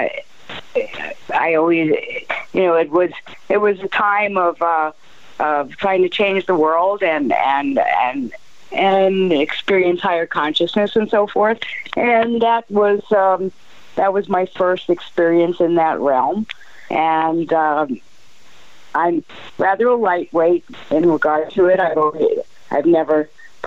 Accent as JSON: {"language": "English", "town": "New York City", "region": "New York", "country": "United States", "moved": "yes", "lives_now": "Arizona, United States", "said": "I'm from New York, from the city"}